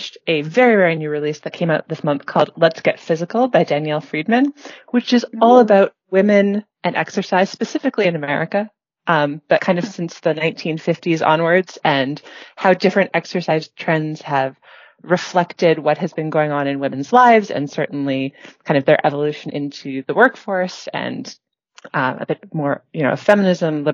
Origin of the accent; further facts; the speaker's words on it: Vancouver, British Columbia, Canada; I am from Vancouver, Canada, so out here on the west coast by the ocean